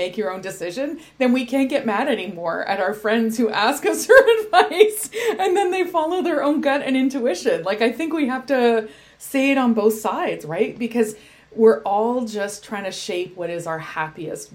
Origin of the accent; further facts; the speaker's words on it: Canada; we're Canadian